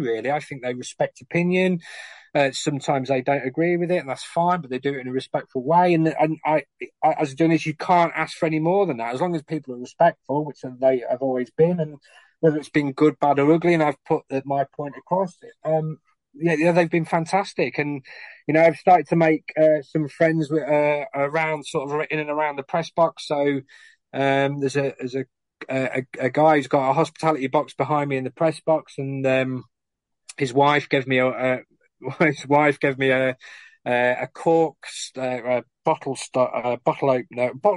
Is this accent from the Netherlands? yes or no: no; Lincoln, East Midlands, United Kingdom; my hometown club